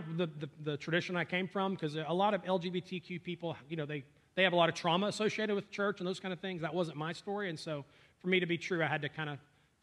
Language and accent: English; North Alabama, United States; grew up in North Alabama.